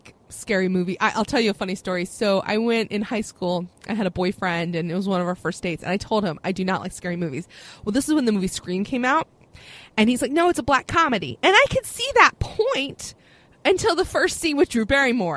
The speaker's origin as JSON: {"language": "English", "region": "the South", "country": "United States", "said": "I'm from the South"}